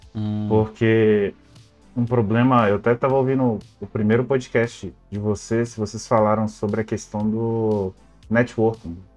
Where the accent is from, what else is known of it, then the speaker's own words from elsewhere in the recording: Belo Horizonte, Minas Gerais, Brazil; moved away as an adult; now in Lisbon, Portugal; eu sou de Belo Horizonte, no estado de Minas Gerais